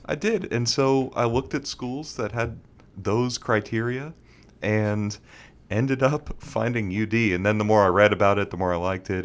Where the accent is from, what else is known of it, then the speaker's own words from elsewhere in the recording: Bermuda; moved away as an adult; also born or lived in Houston, Texas; now in Dallas, United States; Born in Texas, but grew up in Bermuda my whole life.